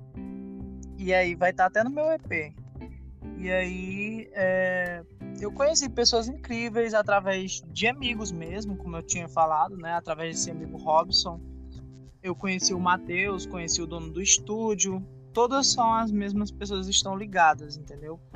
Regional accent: Fortaleza, Ceará, Brazil; Eu sou de Fortaleza, Ceará, sou artista independente

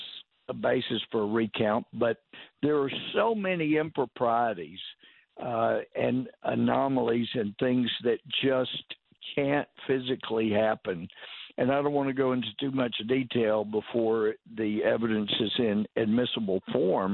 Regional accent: Texas, United States; as a Texan

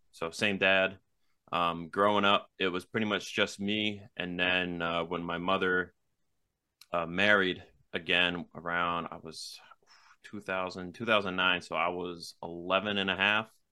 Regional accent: Mattapoisett, Massachusetts, United States; also born or lived in Wareham, Massachusetts / New Bedford area, Massachusetts; I was born in Wareham, Massachusetts, and then I was raised a couple towns over in Mattapoisett, um, where I spent pretty much most of my life

